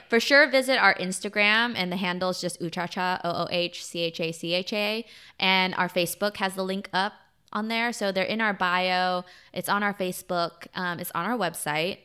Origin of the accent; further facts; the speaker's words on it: United States; I'm Vietnamese American